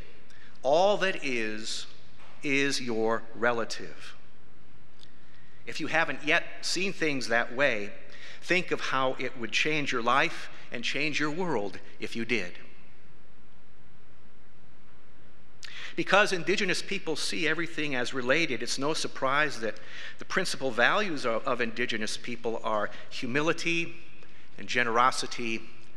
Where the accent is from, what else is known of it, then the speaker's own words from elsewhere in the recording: South Dakota, United States; I was born and raised in South Dakota.